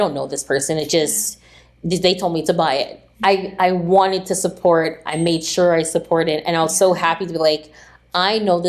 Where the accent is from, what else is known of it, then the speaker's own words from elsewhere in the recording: Don Mills, Ontario, Canada; we're from Don Mills.